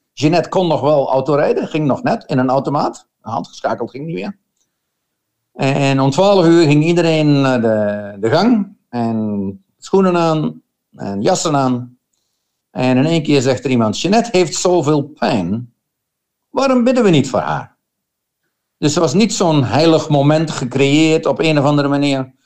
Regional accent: Schaarsbergen, Gelderland, Netherlands; moved away as an adult; now in Australia; Ik kom van Gelderland, een klein dorpje net boven Arnhem, heet Schaarsbergen

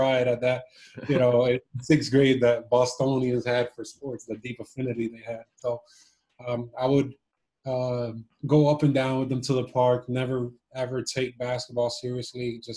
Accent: Miami, Florida, United States; also born or lived in Cuba; when we came over to Miami

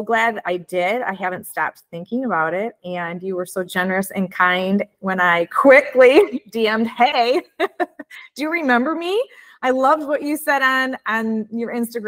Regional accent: Midwest, United States; accent: Midwestern; my Midwestern accent

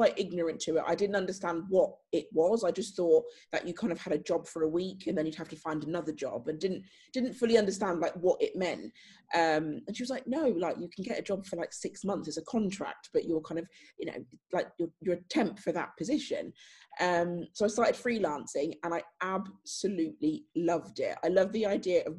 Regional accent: Northamptonshire, East Midlands, United Kingdom; I'm from Northamptonshire

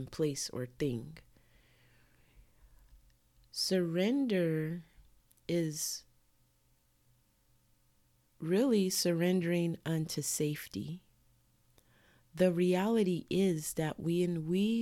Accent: United States; I'm born and raised in America, so my culture is American

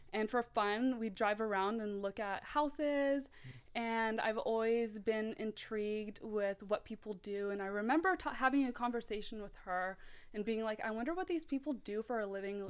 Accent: Mountain View, California, United States; born or raised there; also born or lived in South Africa / San Jose

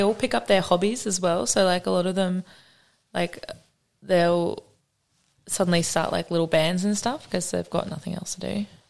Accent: Noosa, Queensland, Australia; accent: British; moved away as an adult; also born or lived in Western Sydney, New South Wales / England; now in Melbourne, Australia; I'm from Western Sydney. Nice. Yep. And then we moved up when I was about 6 to Queensland. Grew up in Noosa mostly.

